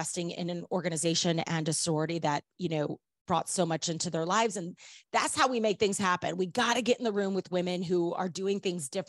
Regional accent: St. Louis, Missouri, United States; I'm born and raised in St. Louis, Missouri

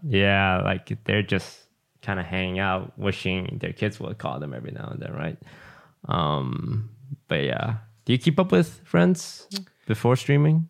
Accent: Malaysia; moved away; growing up in Malaysia was, like, living in the jungle.

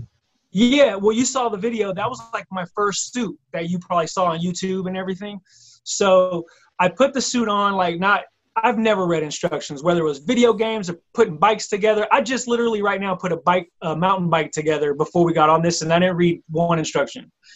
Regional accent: Bay Area, California, United States; also born or lived in Philadelphia; came back to the Bay Area where I'm originally from

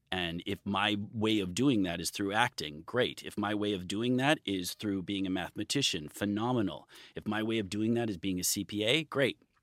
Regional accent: Midwest, United States; now in California, United States; I grew up in the Midwest

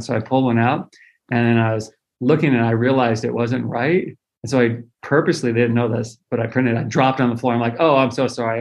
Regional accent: Central Valley of California, United States; I grew up in the Central Valley of California

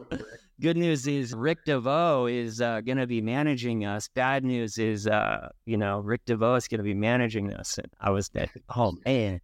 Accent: Oxnard, California, United States; you and I both grew up on the beach in Oxnard. I'm a few years older than you. I grew up in Shores.

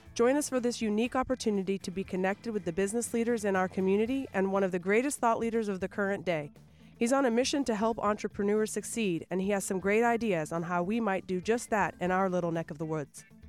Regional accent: Winter Haven, Florida, United States; also born or lived in Auburndale; now in Lakeland, United States; I grew up in Winter Haven.

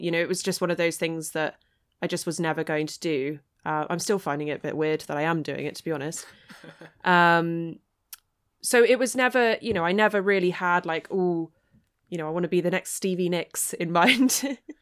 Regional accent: East Sussex, South East England, United Kingdom; growing up in East Sussex, I mean, that's, that's the kind of territory where you could stick a blue ribbon on a pig and they'd vote for it

